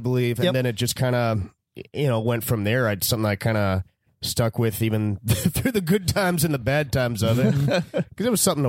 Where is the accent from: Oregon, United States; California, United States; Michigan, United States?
California, United States; San Diego; San Diego.